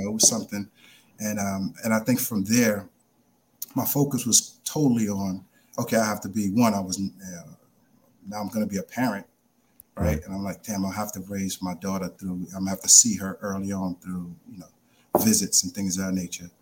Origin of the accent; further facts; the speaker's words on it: New York City, New York, United States; also born or lived in Brooklyn; 14 years old, growing up in the Bronx